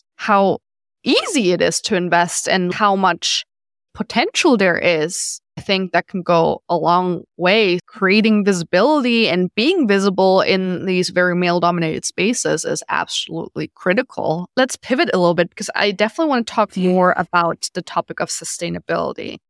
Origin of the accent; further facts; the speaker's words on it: Germany; moved away; I'm from Germany